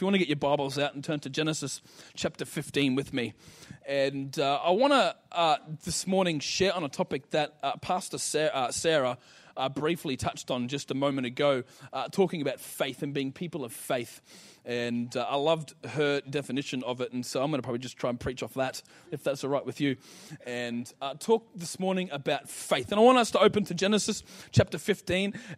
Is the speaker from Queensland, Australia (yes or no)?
yes; Ipswich, Queensland, Australia; now in Mackay, Australia; I was born in Ipswich, come from Bundamba. Being from Ipswich